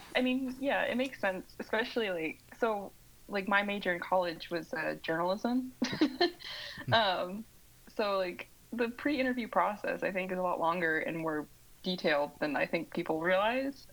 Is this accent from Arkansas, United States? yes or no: no; Southwest Missouri, United States; accent: twang from the southern Midwest; originally I'm from um, Southwest Missouri